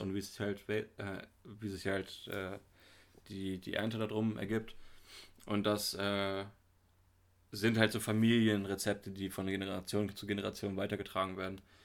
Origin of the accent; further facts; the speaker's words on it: near Hanover, Lower Saxony, Germany; moved away; ich komm aus der Nähe von Hannover her.